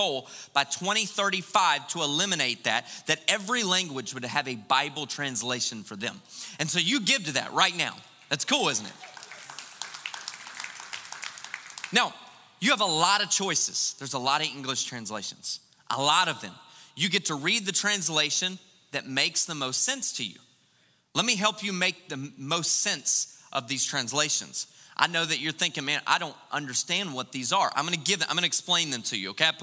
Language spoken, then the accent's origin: English; United States; we're American